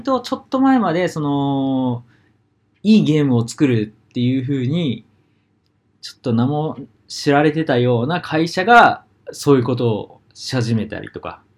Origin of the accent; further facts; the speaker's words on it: Hokuriku, Japan; now in Sapporo, Japan; 地元北陸なんで